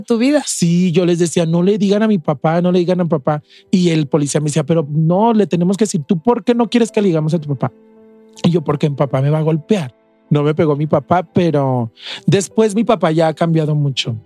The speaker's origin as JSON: {"language": "Spanish", "town": "León", "region": "Guanajuato", "country": "Mexico", "also_born_or_lived": "Mexico City", "moved": "as an adult"}